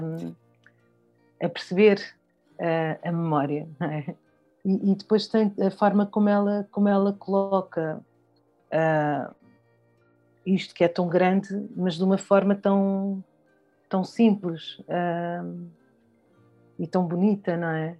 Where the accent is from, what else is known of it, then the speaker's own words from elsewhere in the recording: Lisbon, Portugal; also born or lived in Bié, Angola; E, e eu cresci em Lisboa, cresci na rua da, na rua da Boa Vista, Uh, cresci em Lisboa